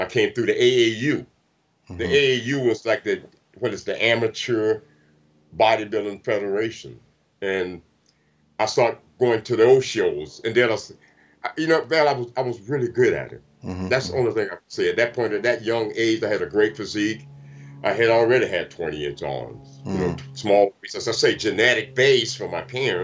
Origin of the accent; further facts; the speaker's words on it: Tallahassee, Florida, United States; moved away as an adult; also born or lived in Europe; now in Venice, United States; my hometown Tallahassee